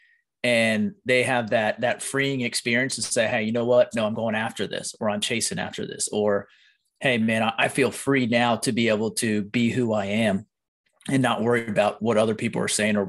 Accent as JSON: {"language": "English", "region": "Pennsylvania", "country": "United States", "tie": "born or raised there", "said": "I grew up in Pennsylvania"}